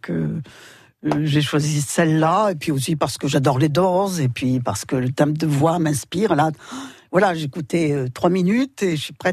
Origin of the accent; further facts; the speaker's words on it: Dunkirk, Hauts-de-France, France; also born or lived in Strasbourg; moi je suis dunkerquoise, je suis nordiste, oui. Je suis implantée.